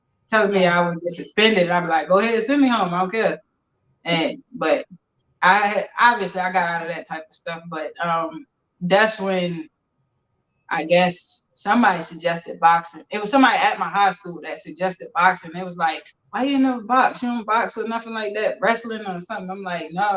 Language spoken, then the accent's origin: English; Baltimore, Maryland, United States; I'm from Baltimore City, from Park Heights area.